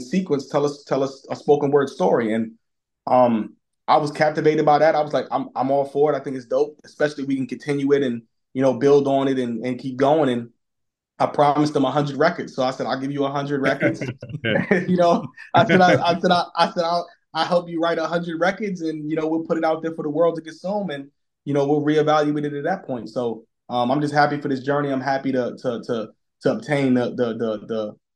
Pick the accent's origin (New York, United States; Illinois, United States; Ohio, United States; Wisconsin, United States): New York, United States; New York City; moved away; we grew up in Brooklyn